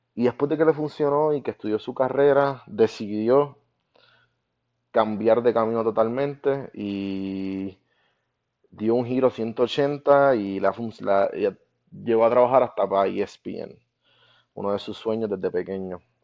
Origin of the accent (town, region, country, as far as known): Guaynabo, Puerto Rico; born or raised there